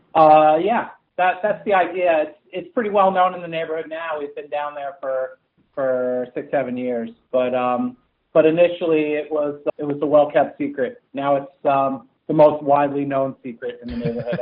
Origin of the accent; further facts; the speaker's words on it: New Jersey, United States; also born or lived in East Coast; now in California, United States; I grew up in Central Jersey